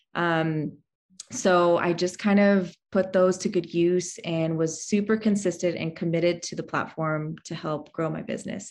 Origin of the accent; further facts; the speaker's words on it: Canada; moved away as an adult; now in Texas, United States; I'm actually Canadian, so I came from Canada all the way to Texas to um, start my life here with my husband.